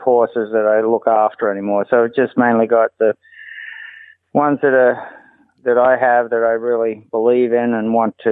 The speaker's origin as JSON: {"language": "English", "country": "Australia", "tie": "born or raised there", "moved": "yes", "lives_now": "United States", "said": "I was born and raised in Australia"}